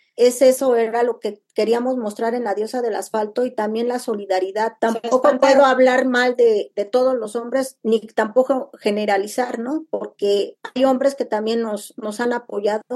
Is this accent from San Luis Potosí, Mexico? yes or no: no; Nezahualcóyotl, State of Mexico, Mexico; yo soy de Nesa